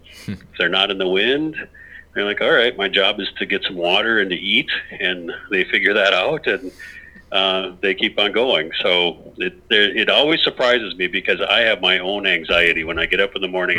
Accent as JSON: {"language": "English", "town": "Clearwater", "region": "Minnesota", "country": "United States", "tie": "born or raised there", "said": "the farm that I grew up on by in Clearwater, Minnesota"}